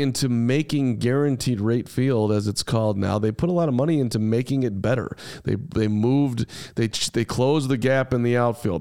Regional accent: Highland Park, Illinois, United States; I grew up in Highland Park, Illinois

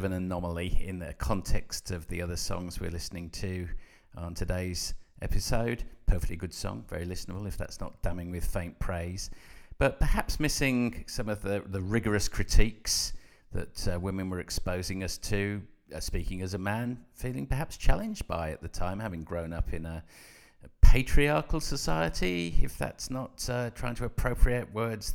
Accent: Coventry, West Midlands, United Kingdom; growing up in Coventry as I did

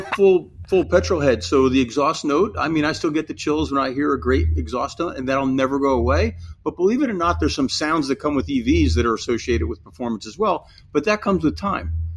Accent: New Jersey, United States; I grew up in New Jersey.

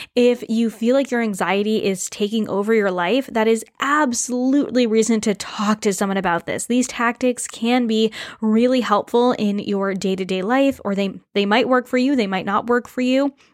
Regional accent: New England, United States; moved away as an adult; now in Canada; I moved up to Canada, even though I grew up in New England

